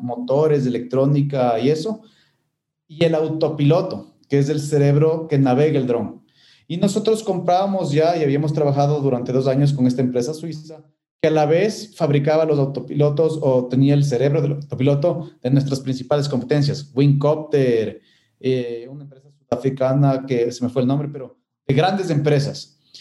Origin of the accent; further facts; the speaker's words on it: Ecuador; moved away as an adult; El rato que volví al Ecuador